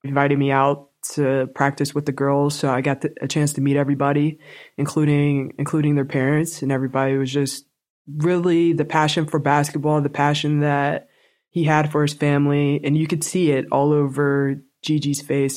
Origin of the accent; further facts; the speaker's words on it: Pittsburgh, Pennsylvania, United States; moved away as an adult; another player that I grew up with in Pittsburgh, Swin Cash